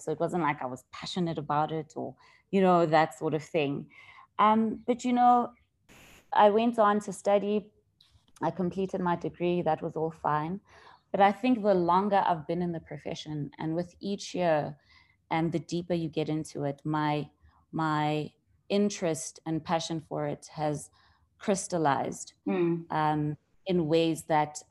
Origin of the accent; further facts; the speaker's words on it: Vereeniging, Gauteng, South Africa; also born or lived in Johannesburg; I'm originally from the Vereeniging. It's a small town south of Johannesburg. Mm-hmm. I went to primary school there